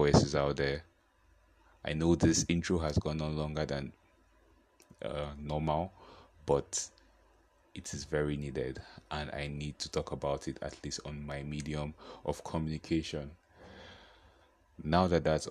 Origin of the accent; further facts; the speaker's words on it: Nigeria; I am a Nigerian